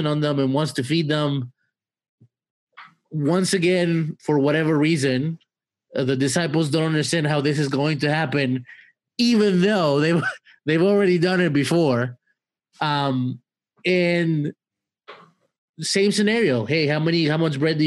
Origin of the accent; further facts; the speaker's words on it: Mexico; now in United States; I'm from Mexico